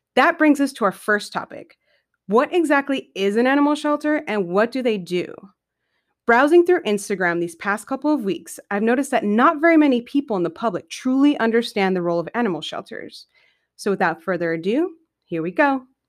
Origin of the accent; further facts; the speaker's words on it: San Diego, California, United States; moved away as an adult; I'm a California native born and raised in San Diego for the first twenty-five years of my life